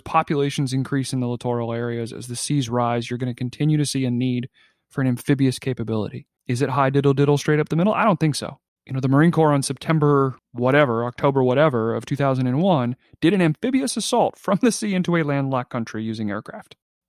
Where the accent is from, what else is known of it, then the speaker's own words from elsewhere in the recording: Australia; And clearly, you know, being an Aussie, like that's baked into your national identity, is that experience.